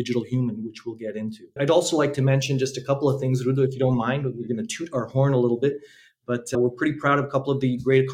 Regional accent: Canada; accent: Canadian; moved away as an adult; now in Slovakia; I actually was born in Slovakia, but I left when I was 1 year old many years ago. And I moved to Canada. That's why you can maybe tell I have a different accent or my accent is a Canadian accent

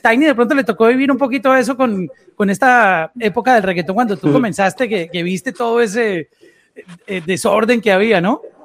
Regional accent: Colombia; soy colombiano

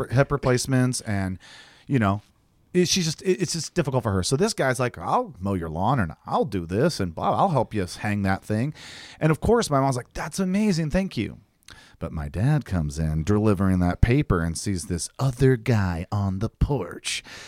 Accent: two hours from Detroit, Michigan, United States; born or raised there; moved away

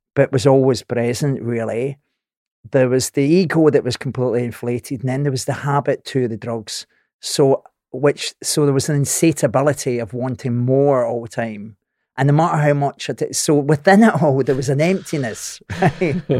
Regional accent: Scotland, United Kingdom; I'm Scottish

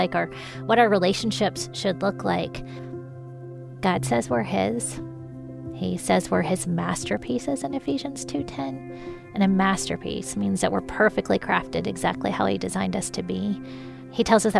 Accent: Columbus, Ohio, United States; I grew up in Columbus, Ohio.

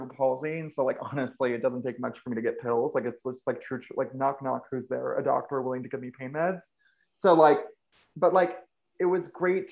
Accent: Ventura, California, United States; I grew up in Ventura, California, which is like this little, you know, small beach town

